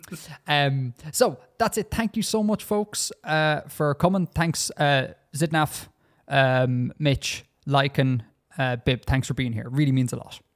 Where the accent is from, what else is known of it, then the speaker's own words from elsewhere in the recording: Ireland; Because I come from Ireland and we speak the correct English here.